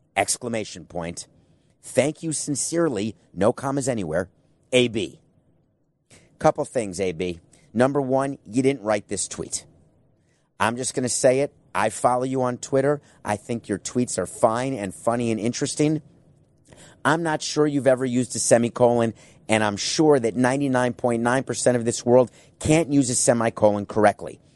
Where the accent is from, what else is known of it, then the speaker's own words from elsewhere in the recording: Milwaukee, Wisconsin, United States; now in Fort Lauderdale, United States; I was born in Milwaukee